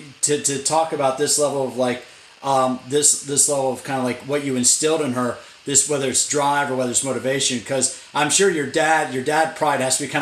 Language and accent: English; United States; I grew up in right outside of Washington, D.C.